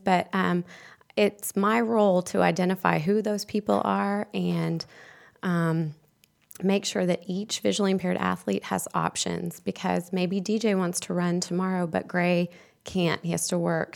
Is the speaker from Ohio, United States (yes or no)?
no; Houston, Texas, United States; moved away as an adult; now in Charlotte, United States; I'm from Houston, and I moved here a few years ago